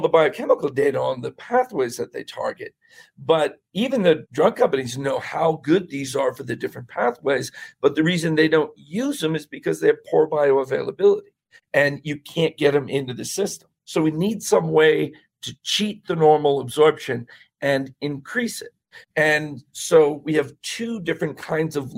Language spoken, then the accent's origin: English; Bethlehem, Pennsylvania, United States; I was born in Bethlehem